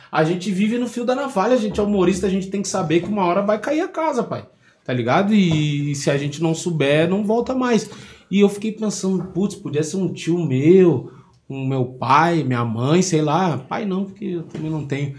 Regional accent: Porto Alegre, Rio Grande do Sul, Brazil; nascido e criado no Rio Grande do Sul

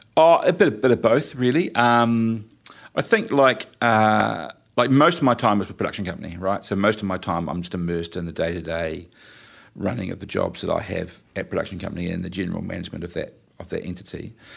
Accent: New Plymouth, Taranaki, New Zealand; I'm from New Plymouth

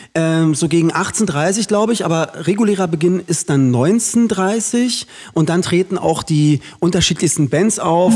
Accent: Berlin, Germany; Ich bin in Köpenick geboren, sechsmal ja. umgezogen in Köpenick und wohne da immer noch.

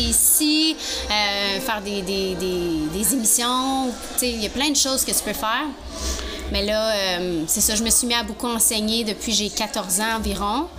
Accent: Gatineau, Quebec, Canada; je vais revenir dans mon patelin. Je vais revenir à Gatineau

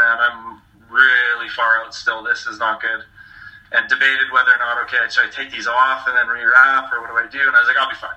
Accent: Canada; I am a Canadian powerlifter

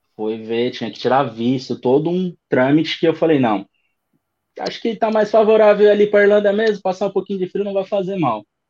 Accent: São Paulo, Brazil; moved away as an adult; now in Dublin, Ireland; 30 anos, é, sou de São Paulo, capital.

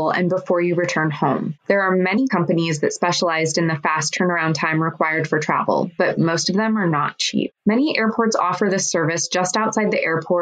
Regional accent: United States; as an American traveling on an American passport

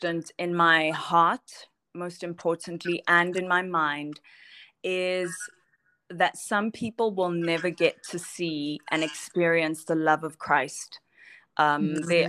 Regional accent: Johannesburg, Gauteng, South Africa; born and raised in Johannesburg.

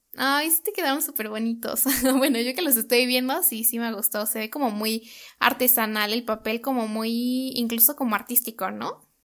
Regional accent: Mexico; moved away; nosotros como mexicanos

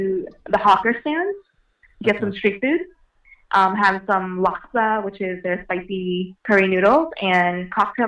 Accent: New York City, New York, United States; also born or lived in Manhattan, New York; I was born and raised in Brooklyn, New York. Now I live in Manhattan.

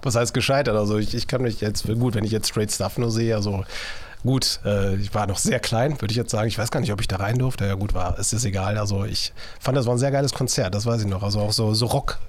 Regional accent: Viersen, North Rhine-Westphalia, Germany; Heute bin ich wieder in Viersen unterwegs, da freue ich mich, so meine Heimatstadt musikalisch gesehen, aber auch so von der Geburt her, A K H Viersen.

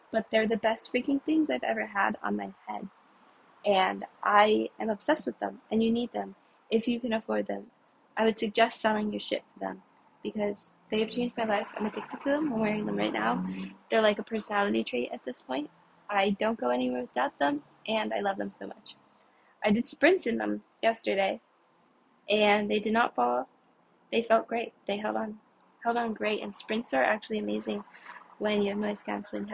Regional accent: New York City, New York, United States; I'm from New York City.

